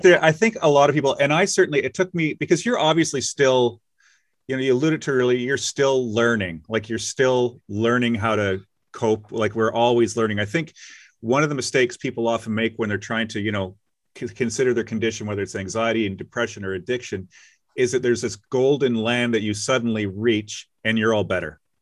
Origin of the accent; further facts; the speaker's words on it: Nova Scotia, Canada; I grew up in Nova Scotia